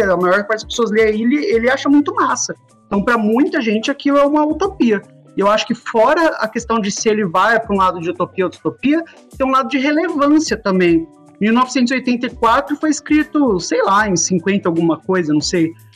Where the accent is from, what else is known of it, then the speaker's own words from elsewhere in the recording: Brazil; a gente, como brasileiro